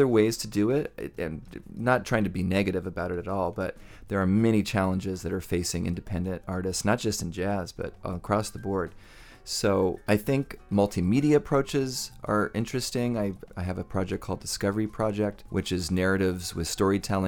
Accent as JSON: {"language": "English", "town": "Los Angeles", "region": "California", "country": "United States", "tie": "born or raised there", "said": "my hometown, general hometown"}